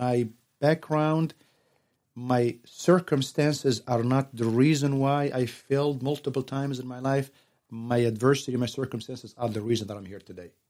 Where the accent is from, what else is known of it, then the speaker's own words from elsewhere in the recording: Tunisia; now in San Antonio, United States; I'm originally from Tunas, Northern Africa